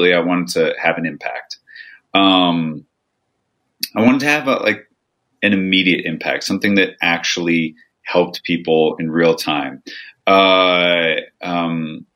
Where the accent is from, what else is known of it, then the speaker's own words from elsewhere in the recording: Nebraska, United States; moved away as an adult; also born or lived in Thousand Oaks, California / New York City; now in California, United States; I am from Nebraska, but I went to college in Thousand Oaks, then went abroad, then went to New York